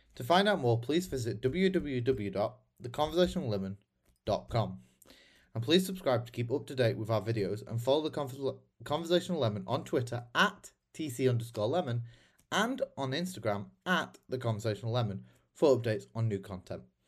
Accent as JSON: {"language": "English", "country": "United Kingdom", "said": "I'm a British conservative"}